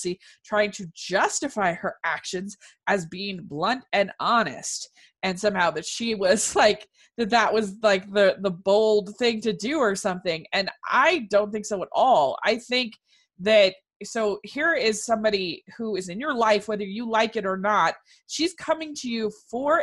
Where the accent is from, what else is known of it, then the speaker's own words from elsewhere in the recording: Maryland, United States; I grew up in Maryland